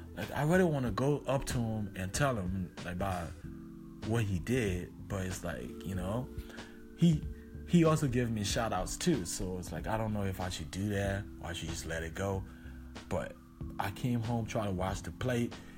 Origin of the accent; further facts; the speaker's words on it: Liberia; moved away; I was from Liberia